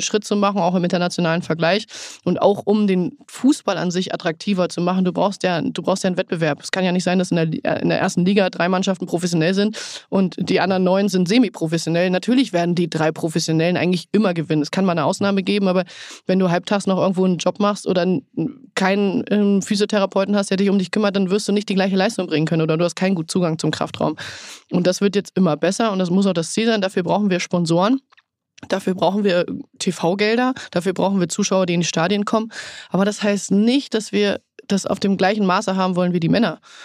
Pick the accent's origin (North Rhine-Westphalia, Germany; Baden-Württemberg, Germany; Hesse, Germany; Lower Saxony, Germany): Lower Saxony, Germany; ich bin gebürtige Niedersächsin. Wolfsburg ist nur eine gute Stunde entfernt. Ich bin nachher dann auch gependelt, weil ich wieder im Heimatdorf gewohnt habe